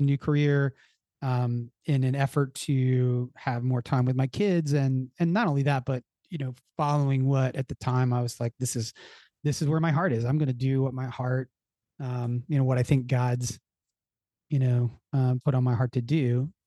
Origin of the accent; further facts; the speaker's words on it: Philadelphia, Pennsylvania, United States; I grew up in the Philadelphia area